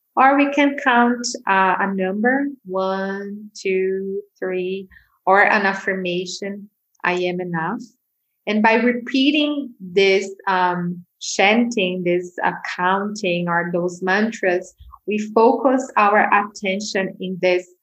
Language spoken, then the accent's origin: English; São Paulo, Brazil; moved away as an adult; also born or lived in Bali; I grew up in Brazil, in Sao Paulo, which is one of the biggest cities in, in the world.